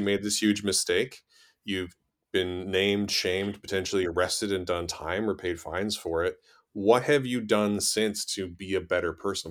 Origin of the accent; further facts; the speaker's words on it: Canada; I grew up in Canada